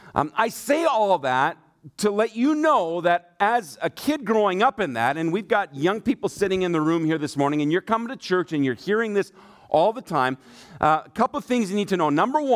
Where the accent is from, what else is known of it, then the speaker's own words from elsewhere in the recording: Germany; My dad is an evangelist, and so I grew up in Germany. My mom and dad were missionaries there